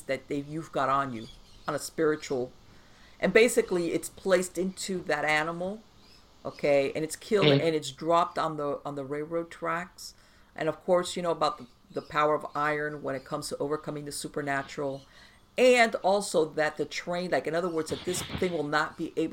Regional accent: Miami, Florida, United States; I grew up in Miami

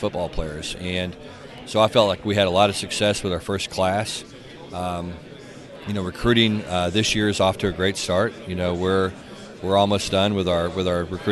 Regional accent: Texas, United States; I grew up in Texas and, you know, started as a high school coach really in the Dallas area

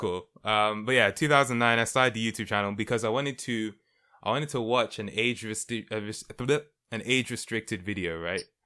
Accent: London, United Kingdom; I was born and raised in London, United Kingdom.

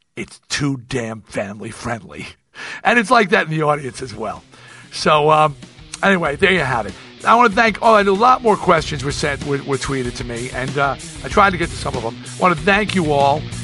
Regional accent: United States; now in Nevada, United States; I am American

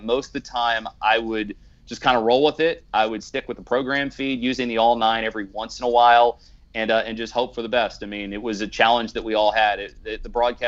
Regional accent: Philadelphia, Pennsylvania, United States; also born or lived in Baltimore; now in Pennsylvania, United States; I grew up in Philadelphia, so I listened to Harry Callis, who was just iconic in the city

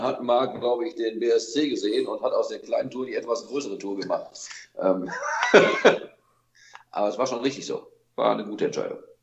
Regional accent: Solingen, North Rhine-Westphalia, Germany; wir kommen nun mal aus Solingen

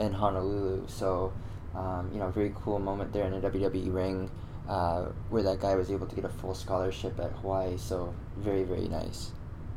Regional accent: Canada; me being a Canadian myself

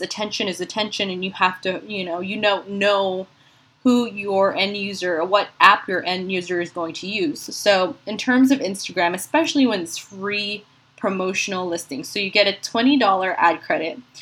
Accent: Philippines; now in San Antonio, United States; being a Filipina

